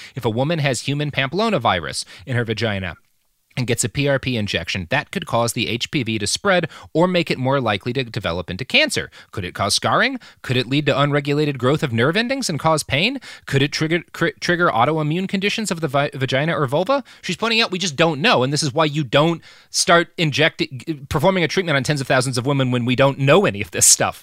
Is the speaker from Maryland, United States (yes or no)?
no; Texas, United States; where I grew up in Texas